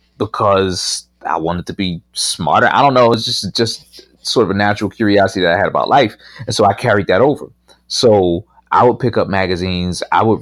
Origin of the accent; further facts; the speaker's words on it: Pittsburgh, Pennsylvania, United States; So I grew up in Pittsburgh, and you know, it wasn't a place even though I moved back, I live here now, but it's a very different place today than it was 25 years ago when I left it.